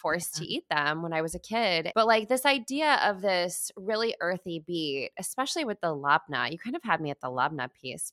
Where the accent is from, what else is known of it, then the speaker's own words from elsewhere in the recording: Midwest, United States; I grew up eating in the Midwest